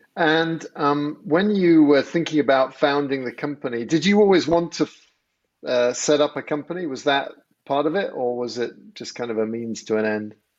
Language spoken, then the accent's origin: English; England, United Kingdom; moved away as an adult; now in United States; I grew up in England